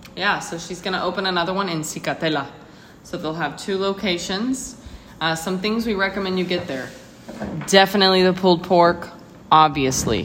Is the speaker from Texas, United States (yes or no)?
yes; Texas, United States; moved away; I'm from Texas